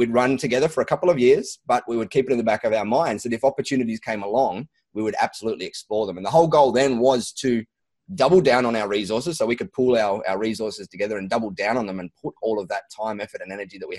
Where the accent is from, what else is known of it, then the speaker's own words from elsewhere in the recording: Sydney, New South Wales, Australia; We like to say that so that we don't get confused with people thinking we are from Sydney, because we've got a little bit of fun rivalry with the Sydney folk down there.